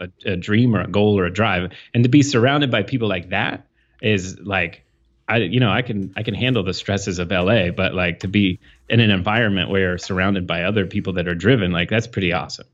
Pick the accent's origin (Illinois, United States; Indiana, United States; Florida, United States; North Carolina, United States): Indiana, United States; New Castle; moved away; I grew up in Indiana